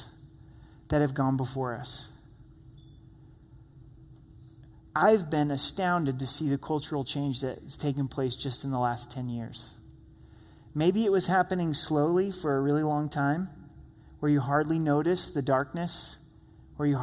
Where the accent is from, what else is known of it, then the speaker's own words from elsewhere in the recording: Southern Oregon, United States; Growing up in Southern Oregon